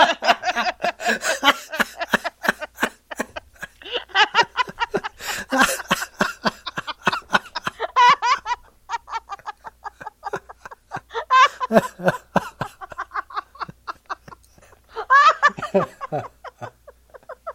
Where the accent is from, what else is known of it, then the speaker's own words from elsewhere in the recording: Pennsylvania, United States; my home state